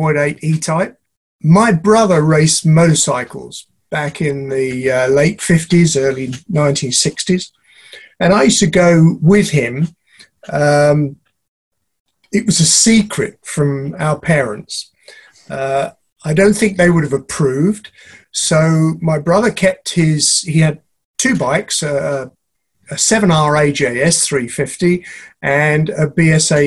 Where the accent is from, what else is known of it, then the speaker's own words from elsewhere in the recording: London, United Kingdom; I was born and brought up in Chiswick in West London